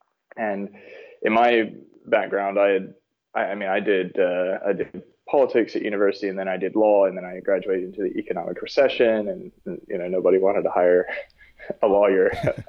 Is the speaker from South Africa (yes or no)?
yes; South Africa; born there; also born or lived in Texas, United States / London, United Kingdom; So I was born in South Africa, lived there for a little while, and then moved over to Texas.